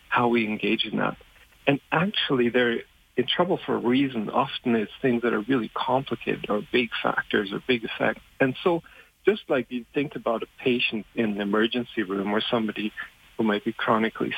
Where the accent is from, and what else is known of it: Germany; born or raised there; English is a second language; moved away